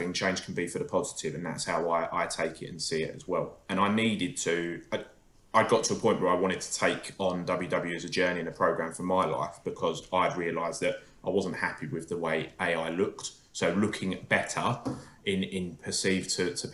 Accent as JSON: {"language": "English", "area": "Essex", "region": "East of England", "country": "United Kingdom", "said": "I'm from Essex"}